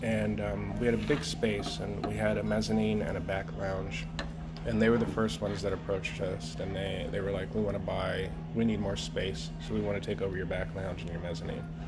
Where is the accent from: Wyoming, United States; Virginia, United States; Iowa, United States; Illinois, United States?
Wyoming, United States; Cheyenne; growing up in Cheyenne, Wyoming